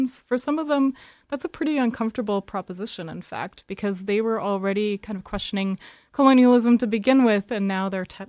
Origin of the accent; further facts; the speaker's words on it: Yukon, Canada; moved away as an adult; also born or lived in Albuquerque, New Mexico, United States; now in Toronto, Canada; I'm actually from the Yukon. I'm a citizen of Carcross Tagish First Nation, and I've been living in New Mexico for the past 7 years in Albuquerque, working in the arts.